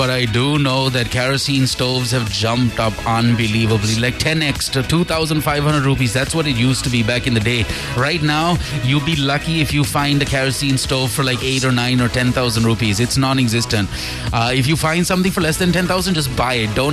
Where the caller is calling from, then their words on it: Kuwait; I'm … from Kuwait.